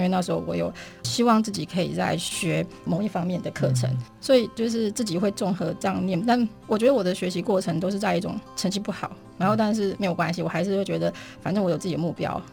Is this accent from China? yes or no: no; Fengyuan, Taichung, Taiwan; 我是在封园长大，然后我爷爷奶奶在新社东市，嗯。我外公外婆在大甲海边，所以那个整个台中的三线海线，嗯。整个沿线都是我成长的这个背景